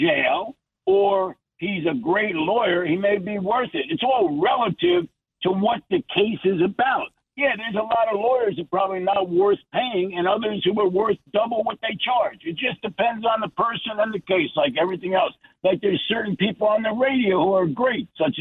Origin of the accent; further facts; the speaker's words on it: New Jersey, United States; I'm from New Jersey